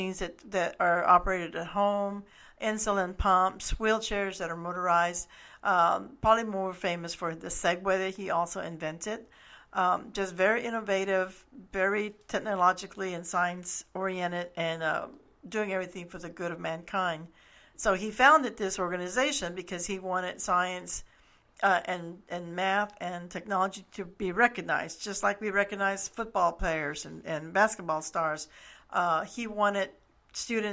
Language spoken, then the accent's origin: English; Brownsville, Texas, United States; also born or lived in San Benito, Texas / Harlingen, Texas; now in San Antonio, United States; I was born in San Benito and grew up pretty much in Brownsville and Harlingen